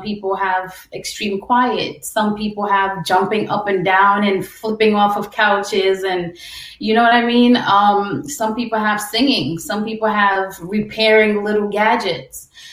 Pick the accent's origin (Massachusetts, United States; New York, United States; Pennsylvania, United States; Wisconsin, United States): New York, United States; New York City; also born or lived in Guyana / Brooklyn / Long Island; I was born in Guyana, I'm Caribbean, but I grew up in New York City